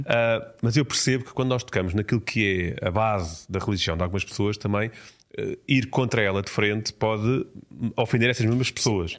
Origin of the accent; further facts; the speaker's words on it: Portugal; enquanto português